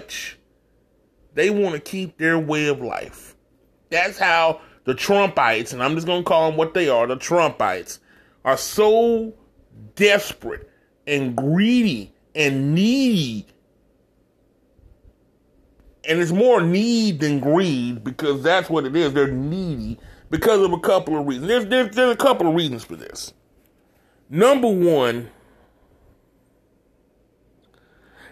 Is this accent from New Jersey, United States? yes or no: no; Texas, United States; my home state of Texas.